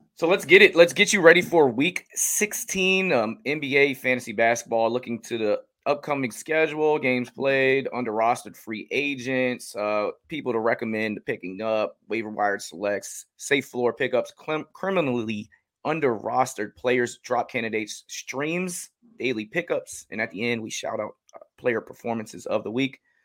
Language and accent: English; Washington, United States; I'm from the Washington area